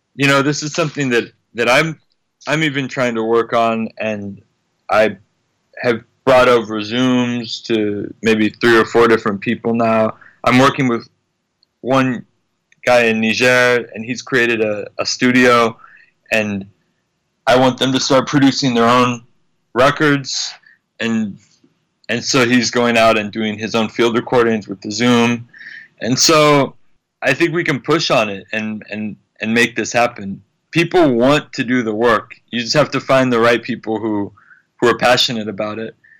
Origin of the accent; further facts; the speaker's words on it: United States; I'm American